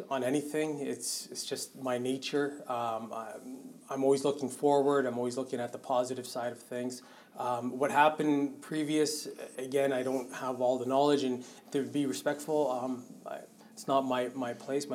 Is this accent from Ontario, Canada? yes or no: yes; Richmond Hill, Ontario, Canada; also born or lived in Barrie, Ontario; now in Sarnia, Canada; born and raised in Richmond Hill, Ontario.